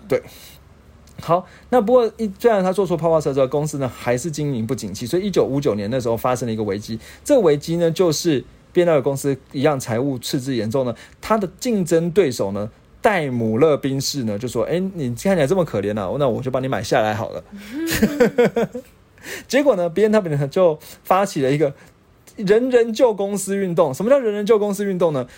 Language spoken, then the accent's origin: Chinese; Taiwan; 我们台湾人